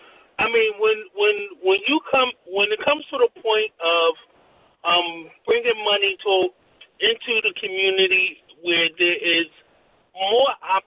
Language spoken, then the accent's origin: English; Philadelphia, Pennsylvania, United States; and I'm from Philly. I'm from North Philly